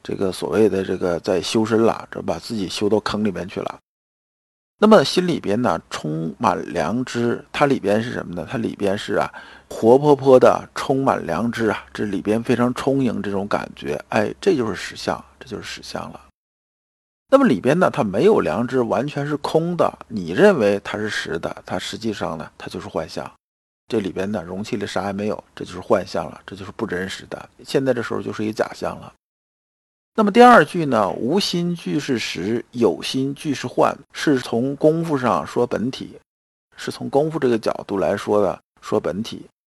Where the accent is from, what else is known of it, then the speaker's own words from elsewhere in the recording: China; 这个我们中国人是这样子的，是吧？